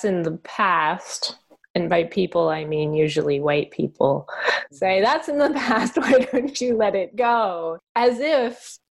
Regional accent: Canada; now in United States; I'm Canadian. And as a Canadian, I got a very different way of being taught whiteness than Americans

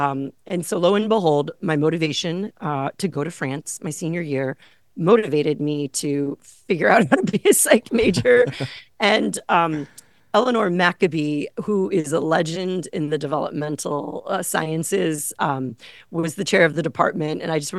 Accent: Illinois, United States; mostly men working in a community I grew up in the Chicago suburbs.

